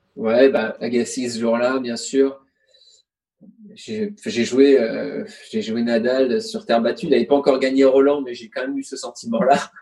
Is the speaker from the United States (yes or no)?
no; France; je suis français, je suis à l'autre bout du monde